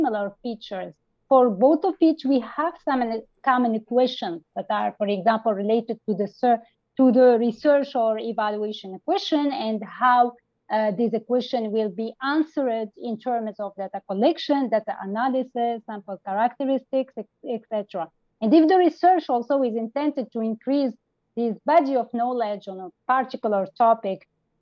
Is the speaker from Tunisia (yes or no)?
yes; Tunisia; I am from Tunisia, a young emerging evaluator